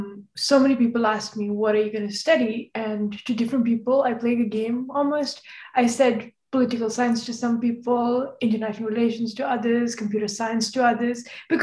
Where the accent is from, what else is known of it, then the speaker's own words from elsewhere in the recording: Jammu and Kashmir, India; moved away as an adult; I was raised in Kashmir with the Central Board of School Education, so I did know the history of India and the history of the partition